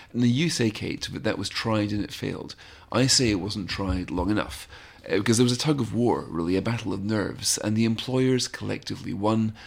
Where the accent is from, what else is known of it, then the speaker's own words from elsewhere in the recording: United Kingdom; one of the reasons I love being British